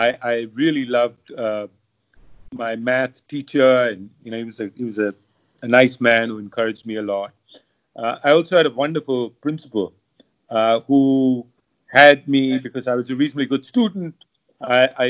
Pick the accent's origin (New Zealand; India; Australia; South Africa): India; Kolkata, West Bengal; moved away as an adult; also born or lived in United States; I grew up in Calcutta